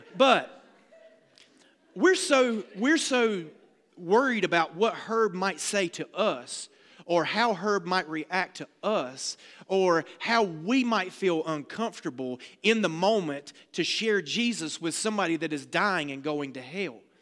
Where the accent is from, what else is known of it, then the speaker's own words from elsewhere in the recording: the South, United States; I'm from the South